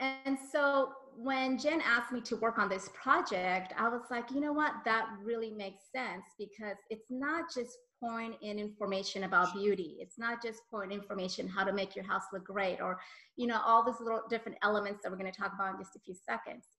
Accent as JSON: {"language": "English", "country": "Colombia", "said": "I'm Colombian from South America"}